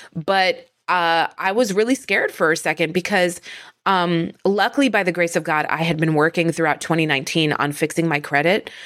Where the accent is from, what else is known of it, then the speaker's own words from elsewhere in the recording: northern New Jersey, United States; I am from northern New Jersey